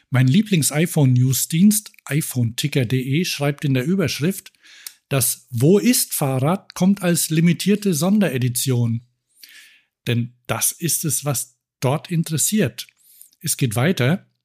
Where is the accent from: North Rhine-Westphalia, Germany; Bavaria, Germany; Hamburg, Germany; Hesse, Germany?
North Rhine-Westphalia, Germany; Cologne; Ich hoffe mal, die halten länger durch als der Betreiber in meiner Heimatstadt Köln.